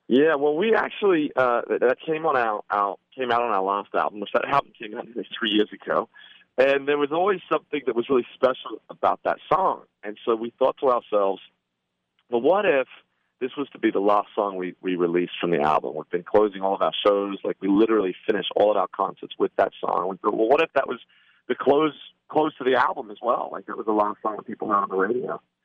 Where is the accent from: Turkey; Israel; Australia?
Australia; now in Nashville, United States; my brother … and I are originally born in Australia